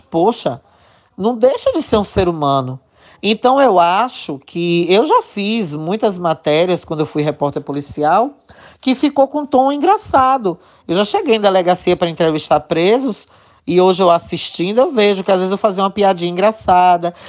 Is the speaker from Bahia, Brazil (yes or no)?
yes; interior of Bahia, Brazil; also born or lived in Salvador; eu optei por voltar pra minha cidade.